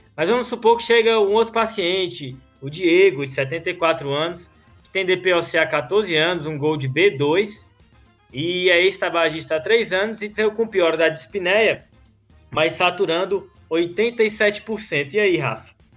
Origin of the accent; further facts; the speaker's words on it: Brazil; Eu sou brasileiro